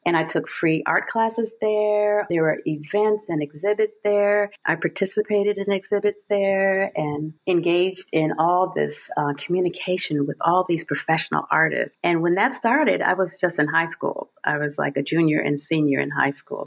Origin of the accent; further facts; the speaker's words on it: Chicago, Illinois, United States; I grew up in Chicago, born and raised in Chicago